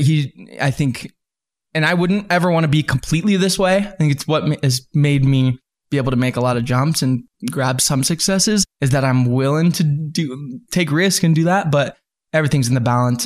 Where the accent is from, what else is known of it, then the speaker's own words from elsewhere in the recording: Salt Lake City, Utah, United States; also born or lived in Southern California; I came out to Utah in Salt Lake, and then I've been here ever since